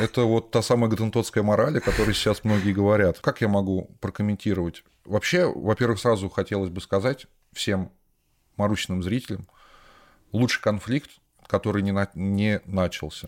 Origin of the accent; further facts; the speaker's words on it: Volgograd, Volgograd Oblast, Russia; я из Волгограда.